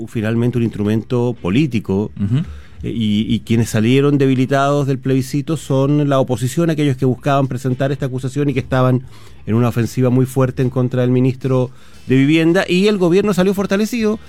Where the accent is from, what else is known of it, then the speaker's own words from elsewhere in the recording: Chile; como buenos chilenos que somos